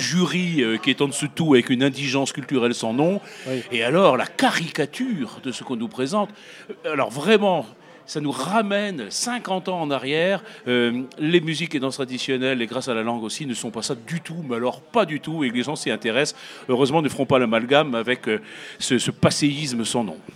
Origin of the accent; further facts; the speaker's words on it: Brittany, France; je viens de Bretagne